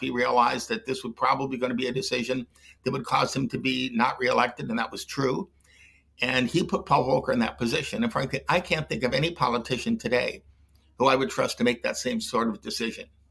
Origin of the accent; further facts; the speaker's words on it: Detroit, Michigan, United States; I grew up in Detroit